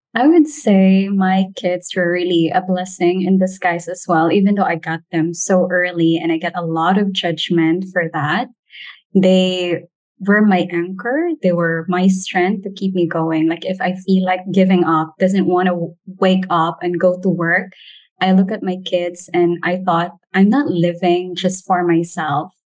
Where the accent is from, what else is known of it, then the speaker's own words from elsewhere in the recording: Philippines; as a Filipino